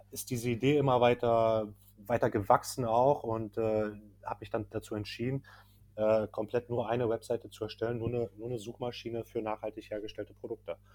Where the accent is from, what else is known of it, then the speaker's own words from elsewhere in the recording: Berlin, Germany; davor komme ich ursprünglich aus Berlin, habe dort meine Ausbildung gemacht, ähm, habe äh, ganz normal gearbeitet, auch am Flughafen dort noch